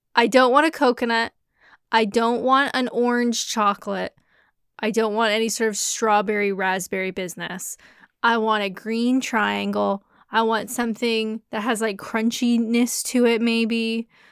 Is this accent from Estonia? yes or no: no; Canada; now in Kent, United Kingdom; I'm Canadian